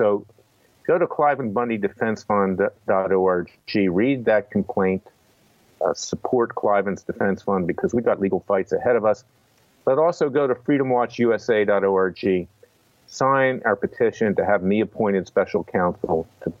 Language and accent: English; Philadelphia, Pennsylvania, United States; I was born in Philadelphia, Pennsylvania, and that's the East Coast.